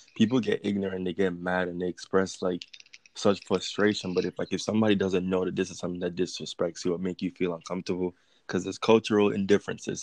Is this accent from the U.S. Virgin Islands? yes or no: yes; U.S. Virgin Islands; moved away as an adult; also born or lived in Los Angeles; now in United States; I am from the United States Virgin Islands, and I recently moved to the mainlands of America like two years ago.